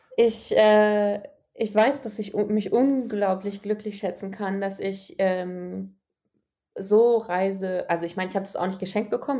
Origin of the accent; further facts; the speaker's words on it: Germany; aus Deutschland